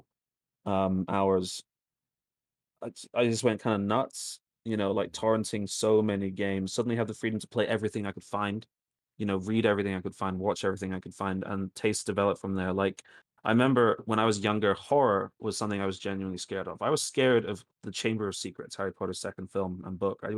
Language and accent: English; Greece; moved away; Growing up in Greece